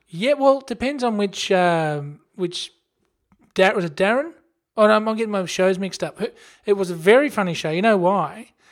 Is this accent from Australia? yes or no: yes; Australia; we're Australian